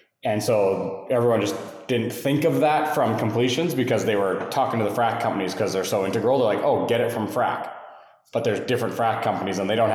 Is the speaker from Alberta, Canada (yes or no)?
yes; Calgary, Alberta, Canada; now in Houston, United States; from Canada, Calgary, Alberta, originally, live in Houston now